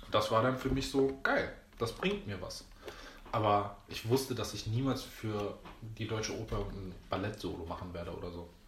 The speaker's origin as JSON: {"language": "German", "country": "Greece", "said": "Ist ja auch irgendwie ein Römer, ich bin Grieche, aber ist auch egal."}